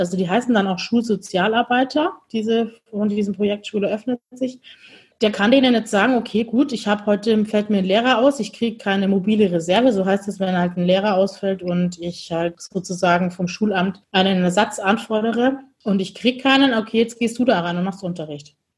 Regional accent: Bavaria, Germany; wir kommen aus dem Bundesland Bayern

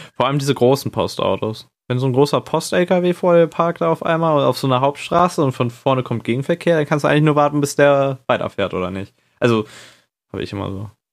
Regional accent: Northern Germany, Germany; Und ich komme auch aus dem Norden.

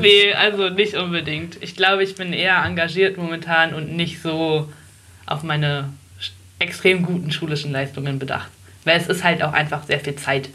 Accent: Oranienburg, Brandenburg, Germany; also born or lived in Berlin; wir sind rausgezogen, als ich ungefähr fünf war

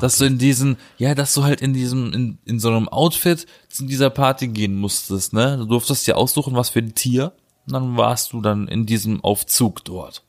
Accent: Black Forest, Baden-Württemberg, Germany; now in Berlin, Germany; weil bei uns im Schwarzwald wird das ja auch gemacht

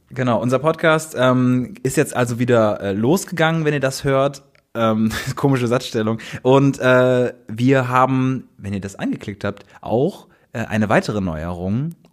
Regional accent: Bonn, North Rhine-Westphalia, Germany; moved away as an adult; now in Cologne, Germany; also wir kommen ja aus Bonn

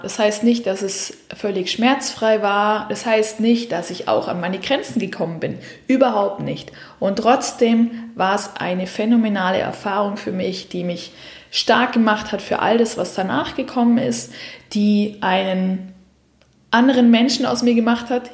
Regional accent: Southern Germany, Germany; now in Switzerland; Ich komme aus dem Süden Deutschlands

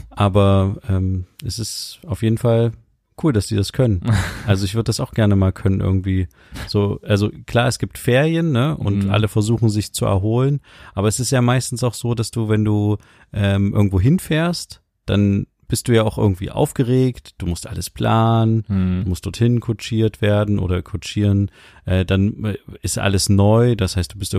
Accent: Mecklenburg-Vorpommern, Germany; Nach dem Ende der Sitzungszeit habe ich mir in meiner Heimat Mecklenburg-Vorpommern im Fischland und auf dem Dars viele Gedanken gemacht.

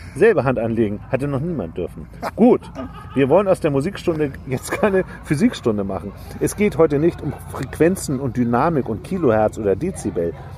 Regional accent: Hamburg, Germany; moved away; wir sind ja beide Hamburger, wir leben auf dem Land inzwischen beide

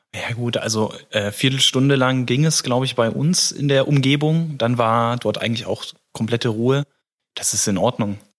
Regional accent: Giesel, Germany; Ich komme ja aus Giesel.

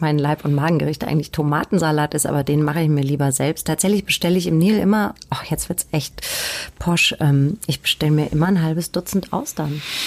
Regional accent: Hanau, Hesse, Germany; moved away as an adult; now in Hamburg, Germany; nach Süddeutschland gegangen. Da bin ich dann geboren worden und ähm, aufgewachsen

